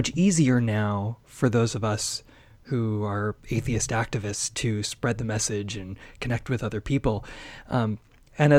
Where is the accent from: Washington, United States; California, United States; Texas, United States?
Washington, United States; Seattle; I grew up in Seattle in a very liberal environment, a non-religious environment as well.